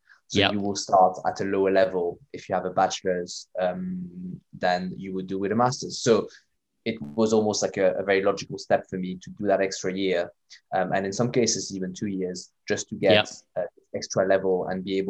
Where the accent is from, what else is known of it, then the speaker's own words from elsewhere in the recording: Canada; born there; I mean, I was born in Canada, but that was a very long time ago, and I was in French-speaking Canada.